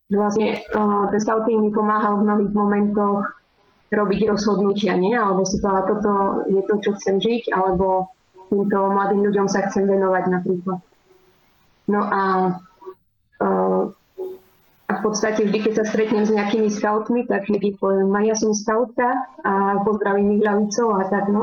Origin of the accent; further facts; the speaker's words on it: Krompachy, Košice Region, Slovakia; moved away as an adult; now in Spain; pochádzam eh, z Krompa, z východného Slovenska.